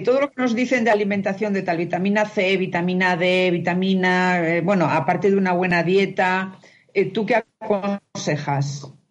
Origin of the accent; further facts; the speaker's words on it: Spain; now in Mexico; soy de España